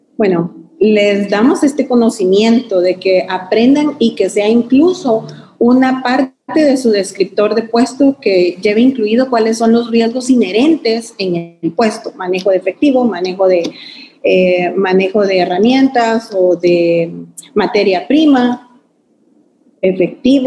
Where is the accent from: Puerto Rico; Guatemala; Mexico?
Guatemala; como guatemaltecos muy orgullosos